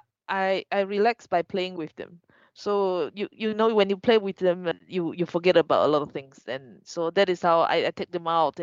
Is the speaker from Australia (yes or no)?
no; Malaysia; moved away; I want to go home. So Malaysia